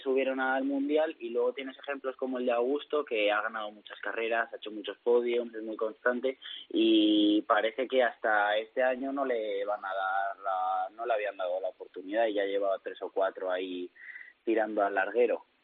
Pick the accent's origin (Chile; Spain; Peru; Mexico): Spain; Madrid, Community of Madrid; now in Valencia, Spain; soy madrileño, pero vivo en Valencia